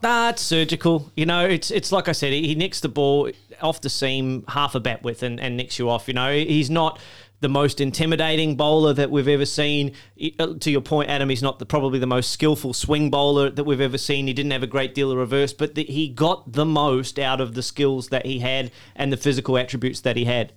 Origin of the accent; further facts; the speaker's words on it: Australia; as an Australian.